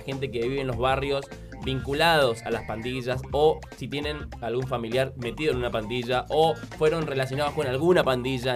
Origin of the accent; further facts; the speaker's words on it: Argentina; así somos fanáticos los argentinos